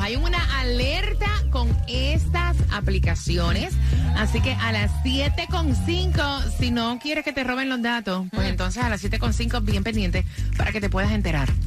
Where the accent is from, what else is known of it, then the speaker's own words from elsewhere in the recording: Puerto Rico; moved away as an adult; also born or lived in Orlando; viajamos y salimos de Puerto Rico